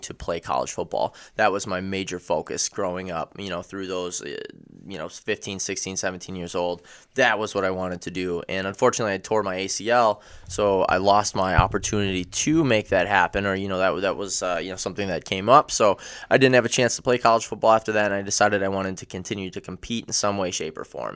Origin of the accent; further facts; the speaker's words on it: Oshkosh, Wisconsin, United States; I grew up in Oshkosh, Wisconsin. Um, went to high school here as well